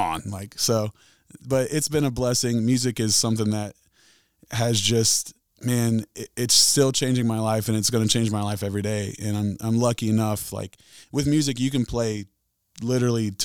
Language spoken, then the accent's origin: English; Chesapeake, Ohio, United States; now in Huntington, United States; I grew up in Chesapeake, Ohio, right here from the tri-state